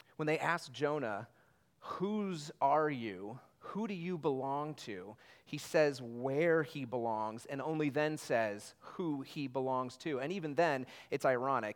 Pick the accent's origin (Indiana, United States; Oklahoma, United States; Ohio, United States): Indiana, United States; I'm from Indiana